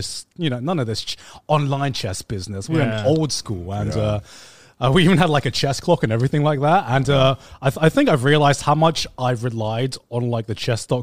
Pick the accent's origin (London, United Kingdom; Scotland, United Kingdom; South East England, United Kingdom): South East England, United Kingdom; Brighton; moved away as an adult; now in Tokyo, Japan; walk around Brighton again, around town, because it's been quite a while since I've been in my hometown.